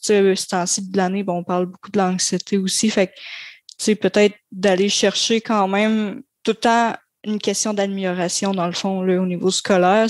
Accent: Grande-Vallée, Quebec, Canada; je suis originaire de Grande-Vallée

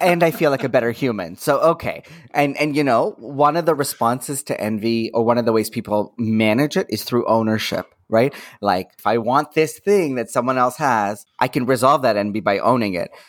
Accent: Toronto, Ontario, Canada; I'm born and raised in Toronto

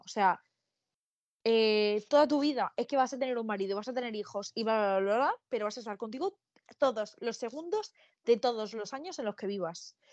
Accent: Murcia, Region of Murcia, Spain; Yo soy de Murcia

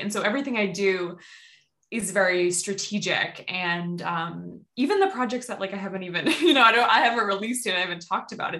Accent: Boston, Massachusetts, United States; also born or lived in Salem, Massachusetts; I grew up like in the Boston area.

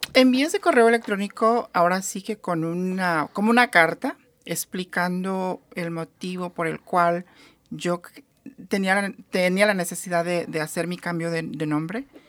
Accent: Mexico; now in United States; en mi país de origen, que es México

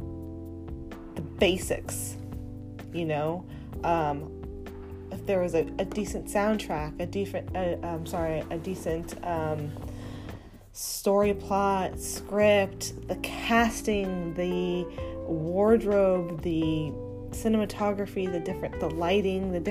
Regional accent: Los Angeles, California, United States; born and raised in Hollywood

